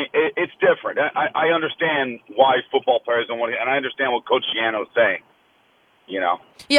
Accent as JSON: {"language": "English", "region": "New Jersey", "country": "United States", "said": "I'm from New Jersey."}